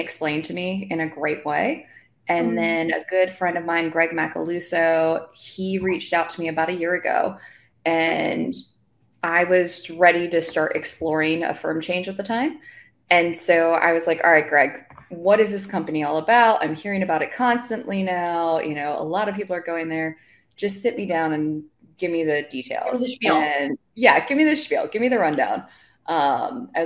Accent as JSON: {"language": "English", "region": "New Jersey", "country": "United States", "moved": "yes", "lives_now": "Charlotte, United States", "said": "I am originally from New Jersey. I currently live in Charlotte, North Carolina"}